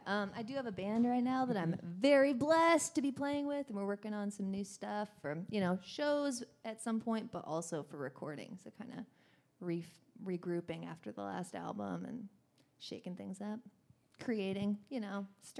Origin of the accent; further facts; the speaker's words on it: Washington, United States; now in Austin, United States; Washington State, little northwest corner of the country.